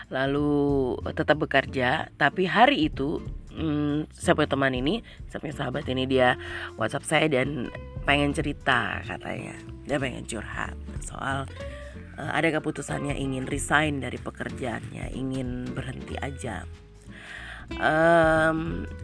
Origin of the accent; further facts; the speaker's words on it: Papua, Indonesia; saya menggunakan uh, logat saya sebagai orang Papua Orang yang hidup di Papua